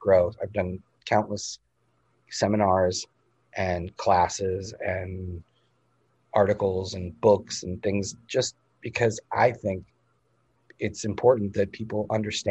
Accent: Massachusetts, United States; moved away; Massachusetts, my home state where I grew up

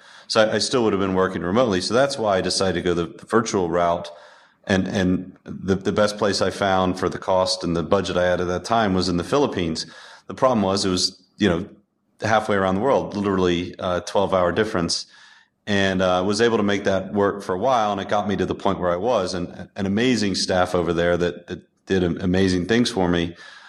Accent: United States; also born or lived in upstate New York; as an American

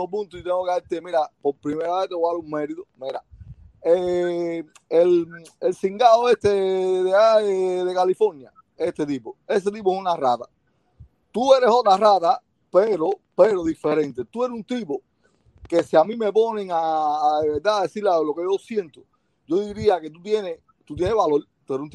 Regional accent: Cuba; ahora nosotros como cubanos necesitamos eh, la ayuda de ustedes, porque mira, estamos bien atrasaditos por culpa de esta gente

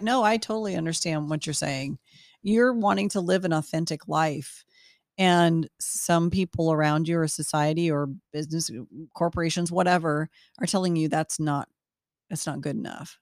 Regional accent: United States; as an American woman

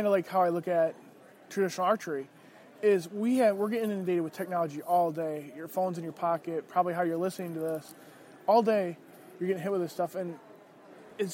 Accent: Michigan, United States; moved away as an adult; now in Indiana, United States; Well, I'm originally from Michigan. I was on Michigan's Backcountry Hunters and Anglers Board. I just moved to Indiana last year and became their chair.

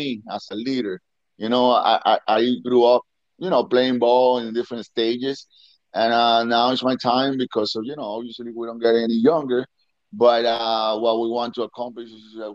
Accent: Venezuela; moved away; in Venezuela, back in my hometown

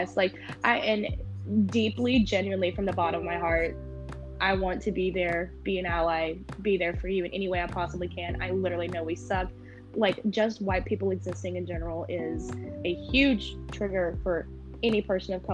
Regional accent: small town near Campbellsville, Kentucky, United States; moved away; My little podunk town. I love where I was raised

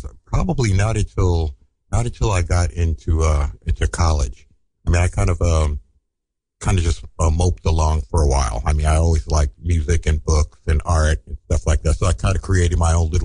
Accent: New York City, New York, United States; also born or lived in San Francisco; I'm a one of those rare animals called a native. I'm from Brooklyn

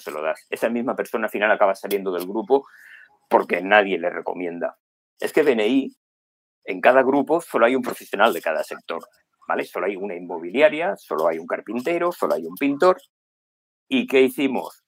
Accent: Málaga, Andalusia, Spain; moved away; estoy yo aquí en la otra punta del mundo, aunque soy de Málaga

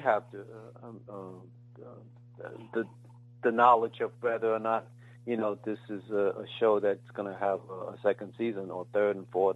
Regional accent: United States; born or raised there

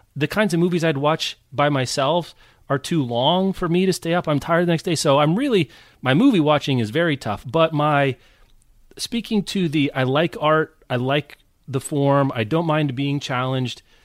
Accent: Lawrence, Kansas, United States; I grew up in Lawrence, Kansas

